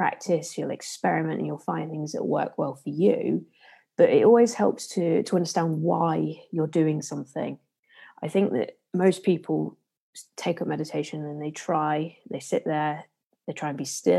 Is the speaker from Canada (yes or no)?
no; Leicester, East Midlands, United Kingdom; accent: Leicester; my usual Leicester accent